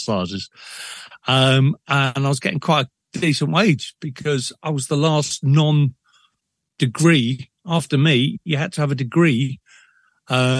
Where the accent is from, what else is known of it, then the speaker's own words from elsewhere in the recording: London, United Kingdom; moved away as an adult; also born or lived in Liverpool; now in Brecon, United Kingdom; born and bred in Liverpool, and until about the age of five, and I was dragged to London